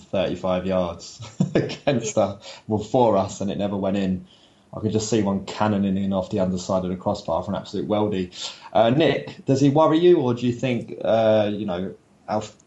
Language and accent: English; London, United Kingdom; accent: London; my London accent